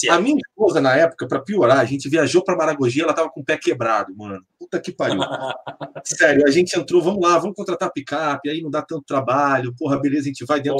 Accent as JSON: {"language": "Portuguese", "town": "São Lourenço", "region": "Minas Gerais", "country": "Brazil", "tie": "born or raised there", "said": "Então é o seguinte: São Lourenço, a minha infância foi em São Lourenço."}